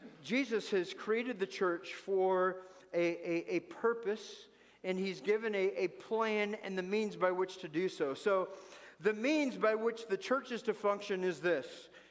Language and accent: English; United States; as American Christians